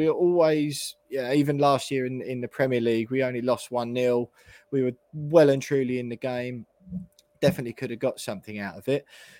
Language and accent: English; Essex, East of England, United Kingdom; moved away as an adult; now in London, United Kingdom; Growing up in Essex and now living in London